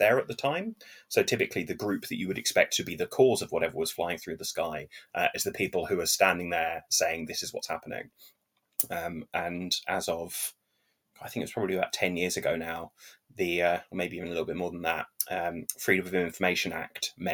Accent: England, United Kingdom; as an Englishman

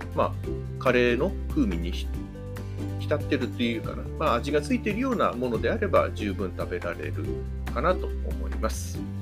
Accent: Hamamatsu, Shizuoka, Japan; 地元の浜松

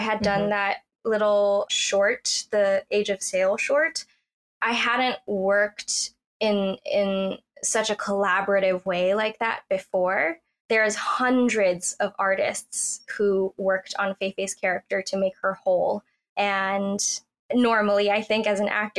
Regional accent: Cupertino, California, United States; I grew up in Cupertino in Silicon Valley

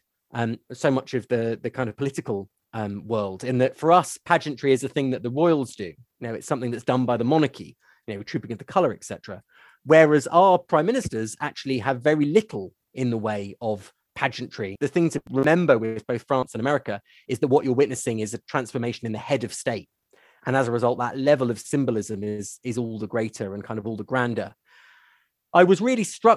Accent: United Kingdom; as a Brit

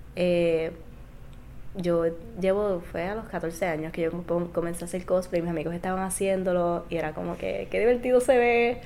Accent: Isabela, Puerto Rico; Yo soy de Isabela

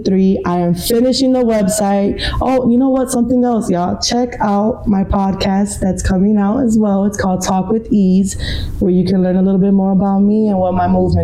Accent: Chicago, Illinois, United States; I am a mommy, born and raised in Chicago.

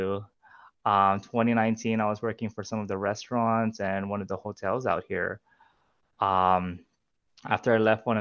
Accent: Guam; moved away as an adult; now in Austin, United States; I'm originally from an island called Guam. So I'm Filipino, born and raised there

